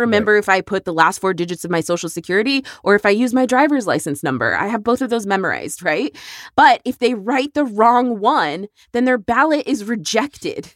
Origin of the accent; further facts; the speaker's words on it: Texas, United States; here in my home state